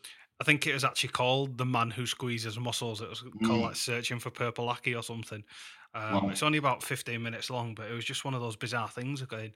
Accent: Leeds, Yorkshire and the Humber, United Kingdom; when I was growing up in Leeds

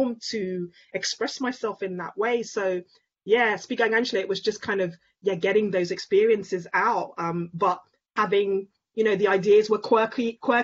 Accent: London, United Kingdom; a young Black woman growing up in London, Nigerian, but also British

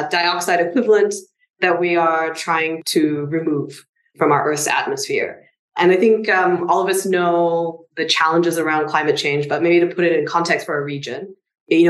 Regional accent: Singapore; I'm Singaporean and everything in Singapore is like 50 years old

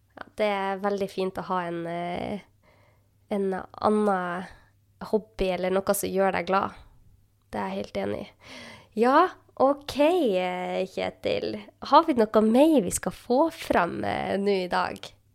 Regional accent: Northern Norway, Norway; jeg er jo fra Nord-Norge

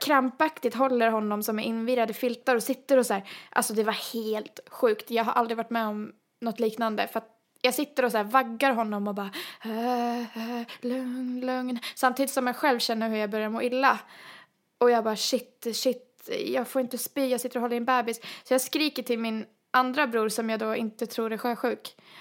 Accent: Sweden; som svenskar vi är

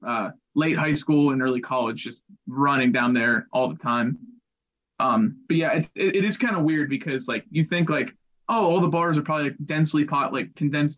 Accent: Pittsburgh, Pennsylvania, United States; I've been born and raised in Pittsburgh

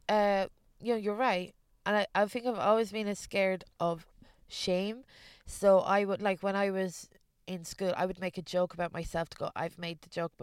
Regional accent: Ballymore, Leinster, Ireland; also born or lived in London / East Germany; My place is Ballymore, a village in the middle of Ireland, but like, I was born in London, and I moved, my dad's a builder, so when I was a kid, we moved from London to East Germany to Ireland, back to London again.

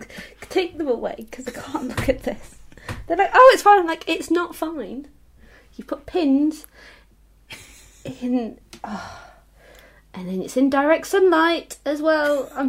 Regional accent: Leicester, East Midlands, United Kingdom; because I'm originally from Leicester

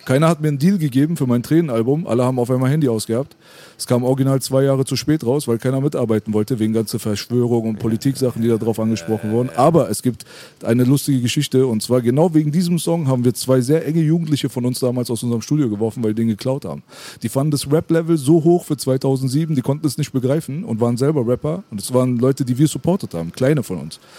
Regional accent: Berlin, Germany

